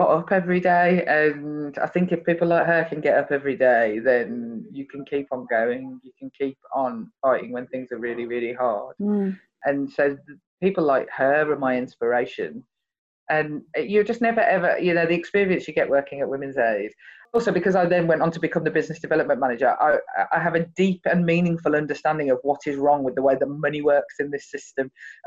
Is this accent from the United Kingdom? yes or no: yes; Birmingham, West Midlands, United Kingdom; because I'm from Birmingham, they considered me to be posh